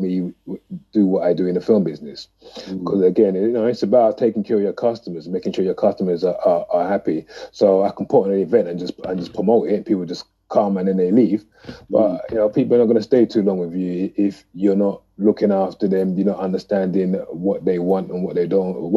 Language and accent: English; London, United Kingdom; a young man growing up in Tottenham, North London